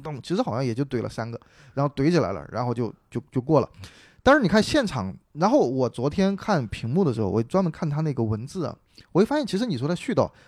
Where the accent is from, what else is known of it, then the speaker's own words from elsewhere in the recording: Sichuan, China; accent: Sichuan; 我们四川人有些口音， 特别有意思